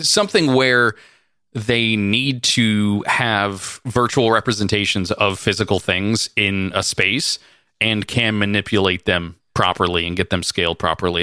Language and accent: English; California, United States; We're from California